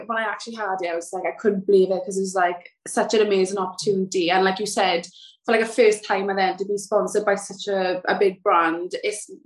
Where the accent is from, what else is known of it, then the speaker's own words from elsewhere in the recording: South Wales, United Kingdom; moved away as an adult; now in Kent, United Kingdom; I'm from South Wales, but I moved to Kent